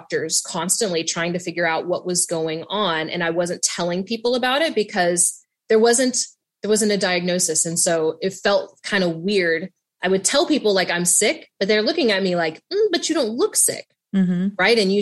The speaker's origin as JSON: {"language": "English", "region": "Southern West Virginia", "country": "United States", "tie": "born or raised there", "said": "I grew up mixed race in Southern West Virginia"}